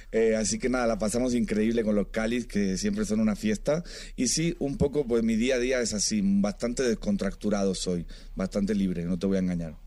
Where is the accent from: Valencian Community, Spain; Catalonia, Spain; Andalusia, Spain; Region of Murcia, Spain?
Region of Murcia, Spain; now in Madrid, Spain; Yo soy de, de Murcia, una provincia pequeña